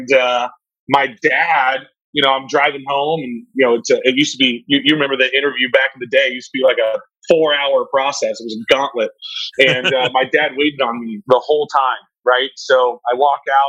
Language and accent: English; Pittsboro, North Carolina, United States; I was born and raised in rural North Carolina